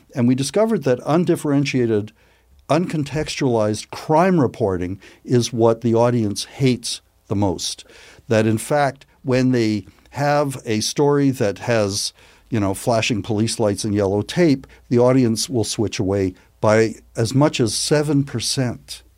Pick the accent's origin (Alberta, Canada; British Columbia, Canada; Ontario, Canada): Alberta, Canada; Edmonton; moved away; I grew up in Edmonton.